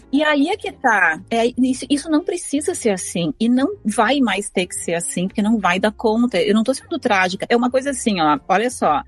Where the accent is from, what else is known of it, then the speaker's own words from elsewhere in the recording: Rio Grande do Sul, Brazil; eu sou gaúcha, né? Fui criada com costela